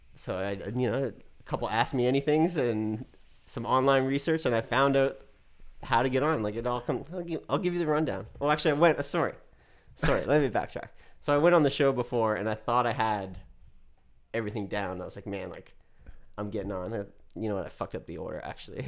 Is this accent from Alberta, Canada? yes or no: no; Dartmouth, Nova Scotia, Canada; moved away as an adult; now in Los Angeles, United States; I went to Dartmouth High